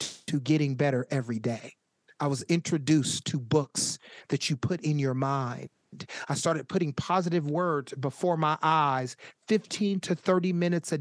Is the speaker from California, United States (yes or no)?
yes; Sacramento, California, United States; I was born and raised in Sacramento